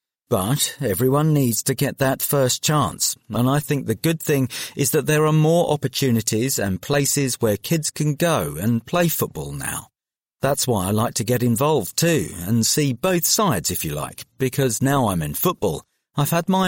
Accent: London, United Kingdom; Well, I grew up in South London, and it was a bit different for me because I didn't go out that much.

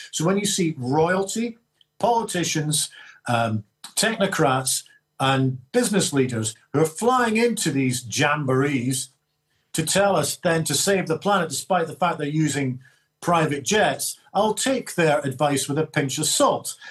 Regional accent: Scotland, United Kingdom; I feel proud about being a Scot

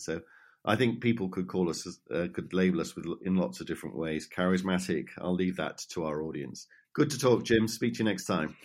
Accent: United Kingdom; now in Ireland; as a Brit who is more used to British conventions around right and left

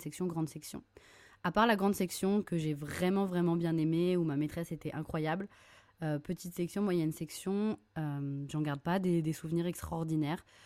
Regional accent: Lorient, Brittany, France; j'ai grandi à Lorient, une petite ville en Bretagne

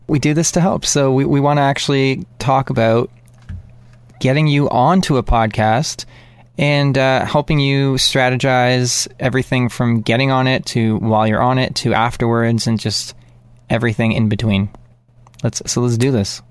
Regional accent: Canada

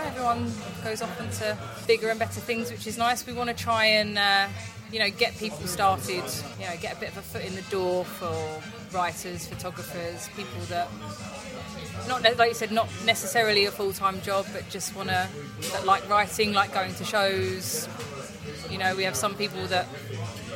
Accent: Southend-on-Sea, East of England, United Kingdom; I'm from Southend in Essex

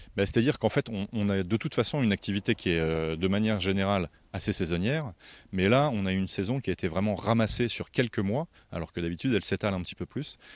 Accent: France; ici, chez nous, en France

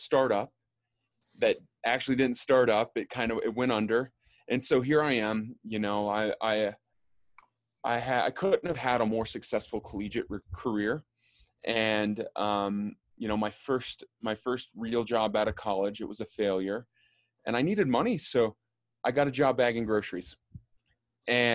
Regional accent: Austin, Texas, United States; moved away as an adult; also born or lived in Bay Area; now in New York, United States; I grew up in Austin, Texas, leaving Austin, going to school in the Bay Area, and then back to Austin after school, and then I moved to New York.

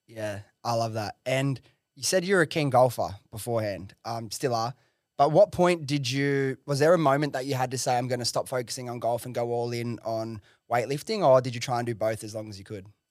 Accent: Australia; as an Aussie

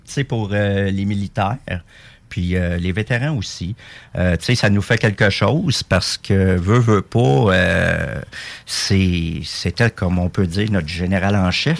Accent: Quebec, Canada; On est des Québécois avant tout dans le régiment

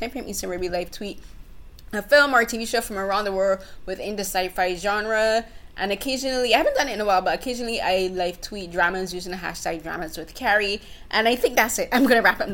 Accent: Barbados; moved away as an adult; now in Canada; I'm a Barbadian. I grew up in Barbados. I moved to Canada at the age of 26.

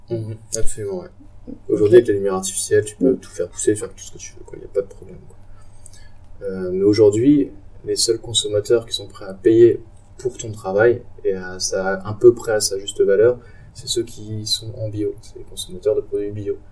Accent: Strasbourg, Grand Est, France; je viens de Strasbourg

